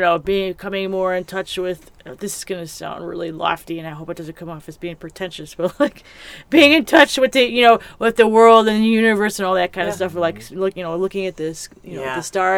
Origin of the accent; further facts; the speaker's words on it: Chicago, Illinois, United States; moved away; I grew up in Chicago, the Chicago area